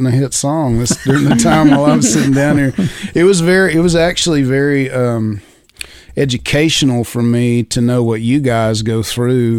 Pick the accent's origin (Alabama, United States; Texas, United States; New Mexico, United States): Texas, United States; Gruver; now in Nashville, United States; I grew up in a little farm town north of Amarillo called Groover